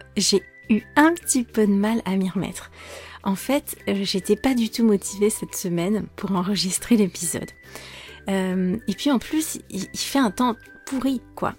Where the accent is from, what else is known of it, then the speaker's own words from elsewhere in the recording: France; je suis française